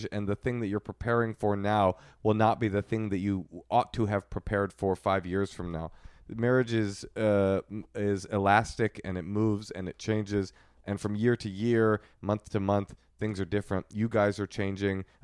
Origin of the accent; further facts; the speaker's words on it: Texas, United States; We're from Texas.